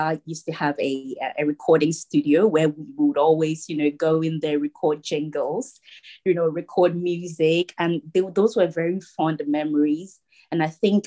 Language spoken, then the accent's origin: English; Koforidua, Eastern Region, Ghana; I was born in a town called Koforidua in the eastern region of Ghana